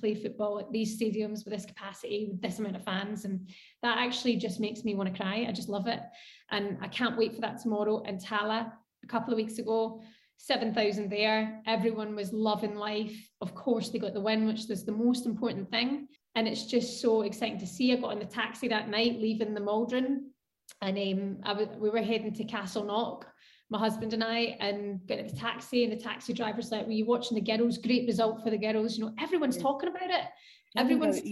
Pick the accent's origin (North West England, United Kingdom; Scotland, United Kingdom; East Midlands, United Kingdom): Scotland, United Kingdom; I'm Scottish, born and bred, and love Scotland